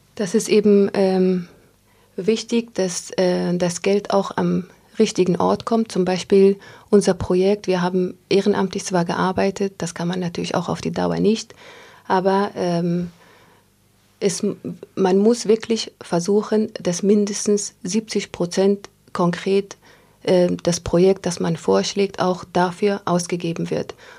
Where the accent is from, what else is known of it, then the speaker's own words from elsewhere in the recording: Afghanistan; moved away; als Afghanin